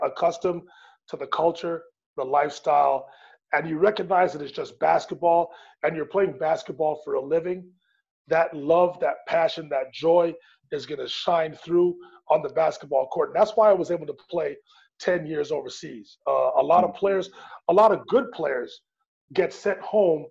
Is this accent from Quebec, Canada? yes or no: yes; Montreal, Quebec, Canada; my hometown of Montreal